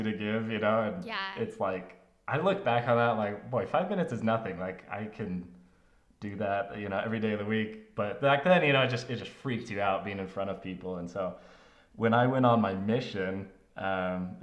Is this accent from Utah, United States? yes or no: yes; Draper, Utah, United States; also born or lived in Mesa, Arizona / Spokane, Washington / Pleasant Grove, Utah; We moved when I was about five, almost six, to Draper, Utah